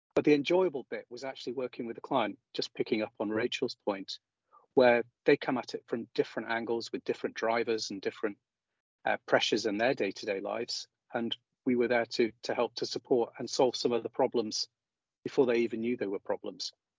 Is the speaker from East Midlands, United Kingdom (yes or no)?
yes; High Peak, East Midlands, United Kingdom; moved away as an adult; also born or lived in Aberdeen; now in Scotland, United Kingdom; close to where I grew up in the High Peak